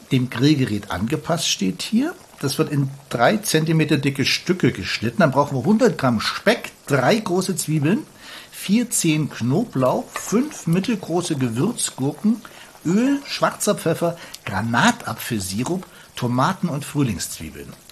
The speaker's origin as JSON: {"language": "German", "region": "East Germany", "country": "Germany", "tie": "born or raised there", "said": "Ja, ich bin da geboren und habe da ein paar Jahre gelebt."}